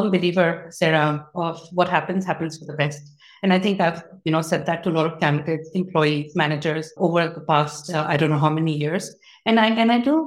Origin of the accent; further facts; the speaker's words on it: Dubai, United Arab Emirates; I was born and raised in Dubai